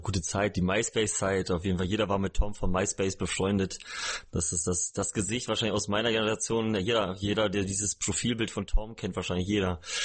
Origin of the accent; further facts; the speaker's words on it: small village near Osnabrück, Lower Saxony, Germany; moved away; in meinem eigentlichen Umfeld, wo ich herkomme